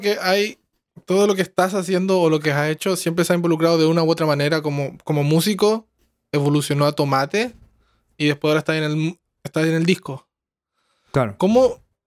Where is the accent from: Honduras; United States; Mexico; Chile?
Chile; also born or lived in Santiago; somos de Chile